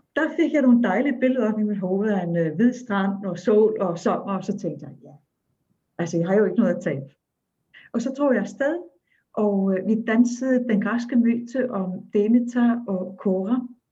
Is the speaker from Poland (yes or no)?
no; Akureyri, Northeastern Region, Iceland; Danish is a second language; moved away; jeg er født og opvokset i Island